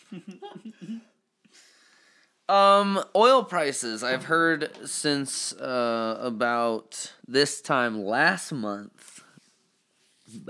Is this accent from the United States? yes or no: yes; Colorado, United States; we're from Colorado.